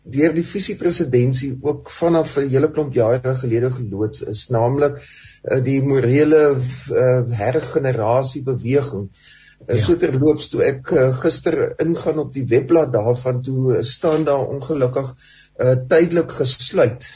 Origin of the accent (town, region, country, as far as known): South Africa